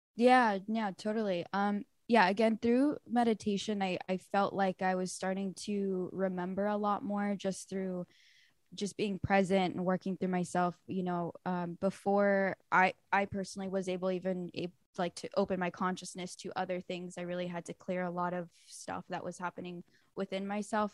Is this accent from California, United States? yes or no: yes; Lawndale, California, United States; I grew up in Lawndale, um, which is really close to L A X and Redondo Beach